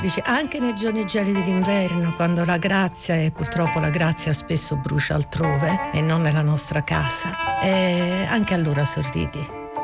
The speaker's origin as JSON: {"language": "Italian", "town": "Naples", "region": "Campania", "country": "Italy", "tie": "born or raised there", "moved": "yes", "lives_now": "Rome, Italy", "said": "io sono solo nata a Napoli ma vivo da moltissimi anni a Roma"}